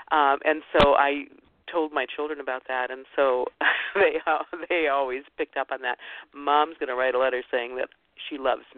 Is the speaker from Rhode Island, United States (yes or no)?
no; Ohio, United States; before the show about I grew up in Ohio, and she was an Ohio woman.